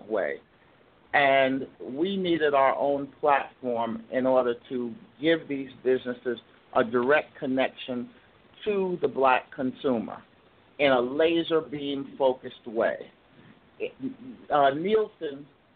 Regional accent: New York City, New York, United States; I'm from Brooklyn. I went to Institute of Music and Performing Arts in Brooklyn

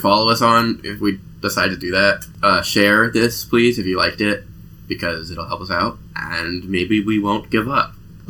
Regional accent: New York, United States; I'm from New York.

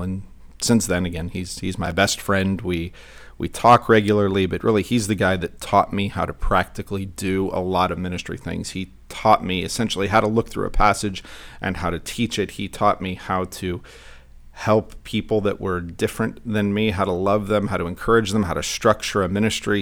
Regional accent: Santa Clarita, California, United States; I grew up in Santa Clarita, and I went to Canyon High School

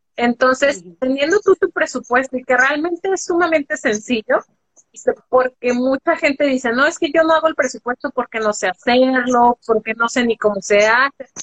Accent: Guadalajara, Jalisco, Mexico; yo soy de México, este, nací en Guadalajara, Jalisco, soy tapatía

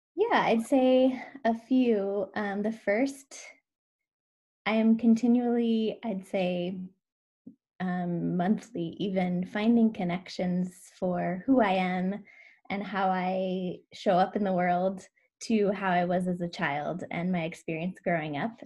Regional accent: Washington, United States; now in Oregon, United States; I grew up in Washington

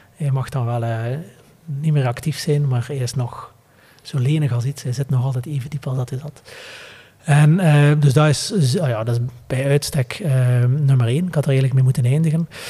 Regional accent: Flanders, Belgium

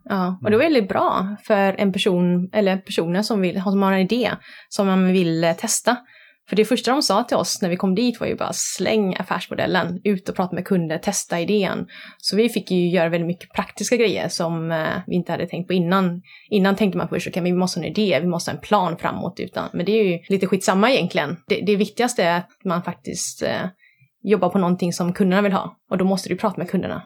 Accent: Gothenburg, Västra Götaland, Sweden; jag kommer från Göteborg. Mina föräldrar kom hit från eh, Vietnam under Vietnamkriget. Träffades här och jag är född i Sverige. Så jag är uppvuxen i Bergsjön

